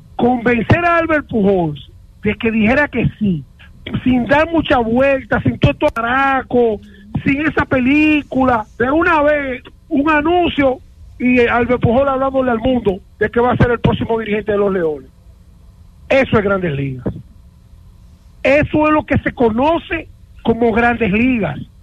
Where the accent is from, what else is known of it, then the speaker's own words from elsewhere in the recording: Dominican Republic; nosotros nos criaron en República Dominicana